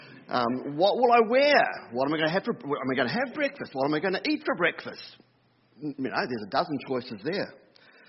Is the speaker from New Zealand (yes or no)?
yes; New Zealand; Growing up in New Zealand, we had one channel